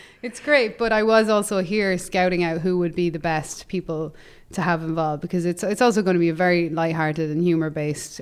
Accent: Ireland; moved away; in Ireland, my hometown

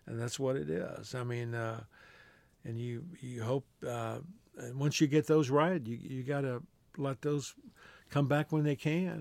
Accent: Texas, United States; we're both from Texas

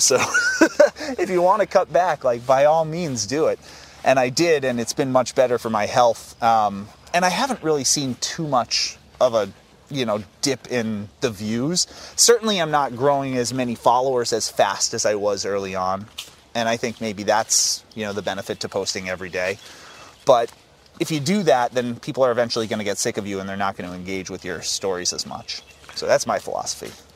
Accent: Acton, Massachusetts, United States; Acton is my hometown

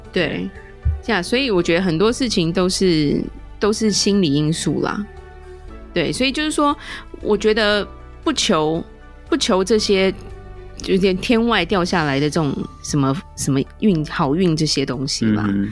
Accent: Taiwan; 我们台湾人

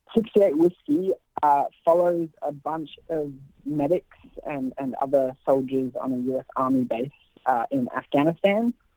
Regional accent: Australia; moved away; I've always wanted to work back home. Um, you know, being Australian

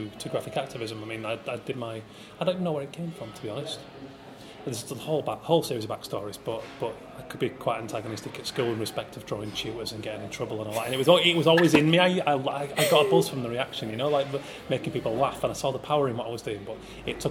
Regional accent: Yorkshire and the Humber, United Kingdom; I come from Yorkshire

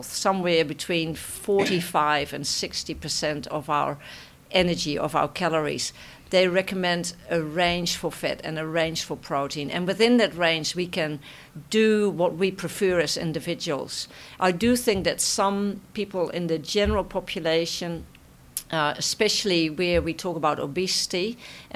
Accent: Netherlands; accent: Dutch; moved away; my Dutch accent

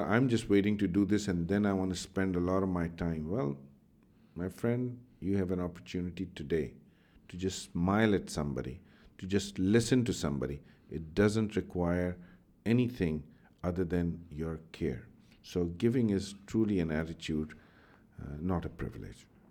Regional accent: Pakistan; I grew up in Pakistan

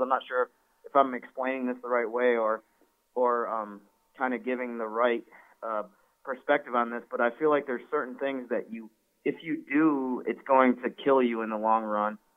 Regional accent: Syracuse, New York, United States; moved away; I'm from the Syracuse, New York area.

